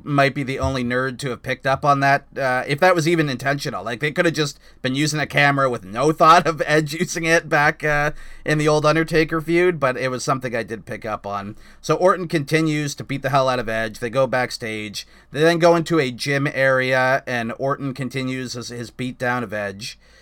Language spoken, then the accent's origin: English; Canada; I'm a Canadian